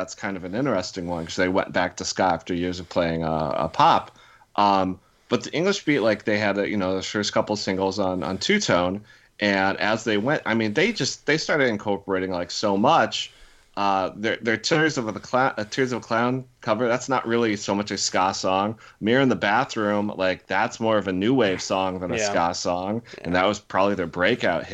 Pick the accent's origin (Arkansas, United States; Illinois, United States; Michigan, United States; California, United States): Illinois, United States; Chillicothe; moved away; the very small town outside of Peoria that I grew up